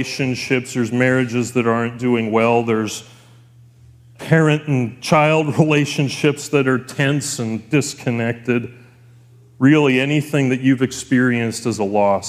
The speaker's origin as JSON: {"language": "English", "town": "Elkford", "region": "British Columbia", "country": "Canada", "tie": "born or raised there", "said": "we grew up in Elkford"}